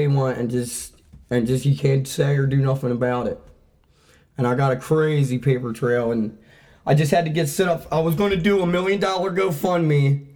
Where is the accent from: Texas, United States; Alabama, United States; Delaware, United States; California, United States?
Delaware, United States; Claymont; also born or lived in Wilmington, Delaware; I grew up in Claymont